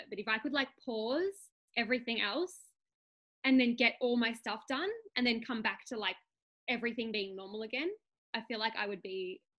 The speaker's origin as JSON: {"language": "English", "country": "Australia", "said": "I am from Australia, obviously. Um, I'm a mum of three"}